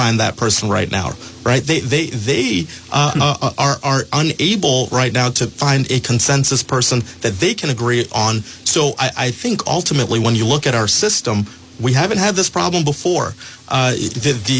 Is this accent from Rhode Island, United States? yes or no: yes; Pawtucket, Rhode Island, United States; I grew up in Pawtucket. I'm a son of the Blackstone Valley.